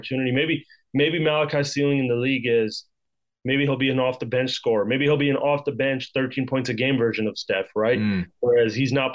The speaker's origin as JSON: {"language": "English", "town": "Vancouver", "region": "British Columbia", "country": "Canada", "said": "I'm from Vancouver"}